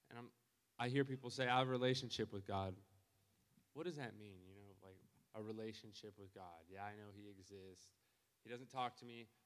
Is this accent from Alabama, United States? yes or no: no; Garden City, Kansas, United States; I'm from Garden City, Kansas.